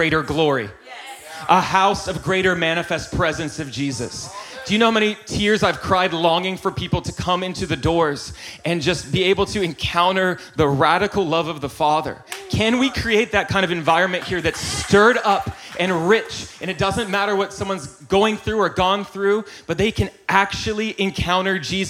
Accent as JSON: {"language": "English", "region": "North Carolina", "country": "United States", "tie": "born or raised there", "said": "I grew up in North Carolina"}